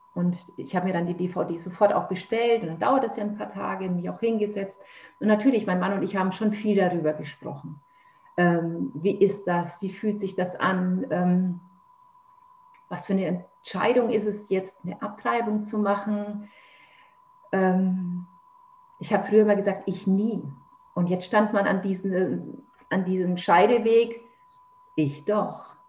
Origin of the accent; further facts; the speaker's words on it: Nuremberg, Bavaria, Germany; now in Lower Saxony, Germany; ich komme ursprünglich aus Nürnberg, lebe jetzt aber hier in Niedersachsen